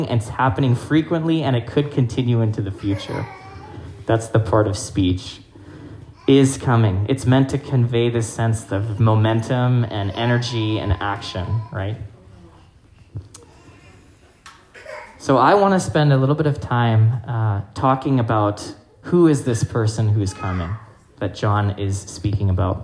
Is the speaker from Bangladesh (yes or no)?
no; Hong Kong; now in Winnipeg, Canada; I grew up in Hong Kong